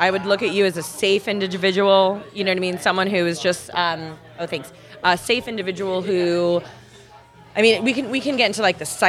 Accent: San Fernando Valley, California, United States; I was raised in the San Fernando Valley.

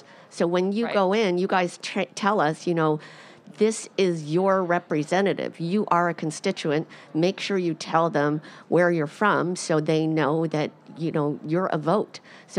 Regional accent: New Jersey, United States; for the Fertility and Sterility podcast. I'm from New Jersey

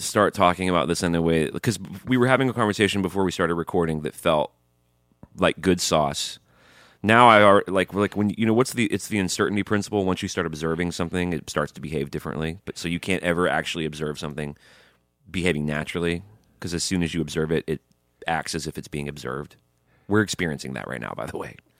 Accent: Alabama, United States; I grew up in Alabama

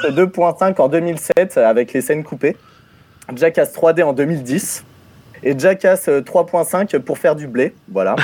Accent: Normandy, France; je suis normand

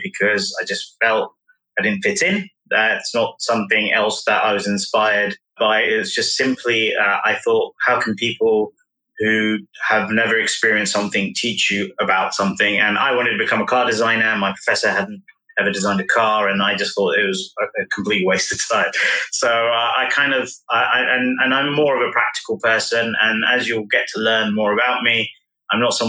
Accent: London, United Kingdom; born and bred in London

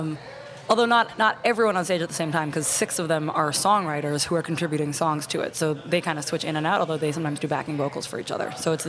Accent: Boston, Massachusetts, United States; accent: Boston; I was thinking try to do it in my native Boston accent, which I don't have, but that's where I'm from.

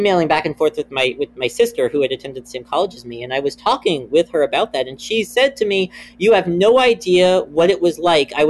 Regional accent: Maryland, United States; I grew up in Maryland

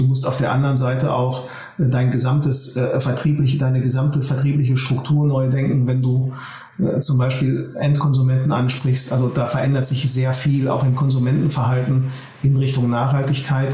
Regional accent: Ruhr area, North Rhine-Westphalia, Germany; also born or lived in Berlin; Wir sitzen in Essen. Äh, wir kommen aus der Region. Wir haben auch die letzten zehn Jahre sehr erfolgreich in der Region gearbeitet und äh, das ist hier unsere Heimat

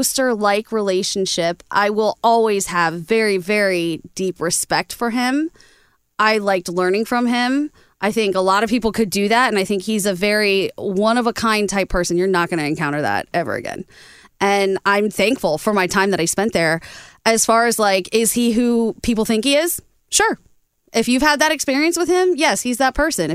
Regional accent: Ohio, United States; moved away; also born or lived in Boston; I was a kid when I was in Ohio

